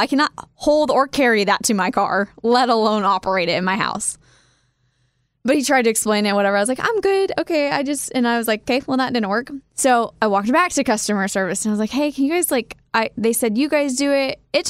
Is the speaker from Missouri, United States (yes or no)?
no; Kansas, United States; moved away as an adult; also born or lived in Wichita, Kansas / Manhattan, Kansas; now in Nashville, United States; how you and I growing up in Kansas and living there for so long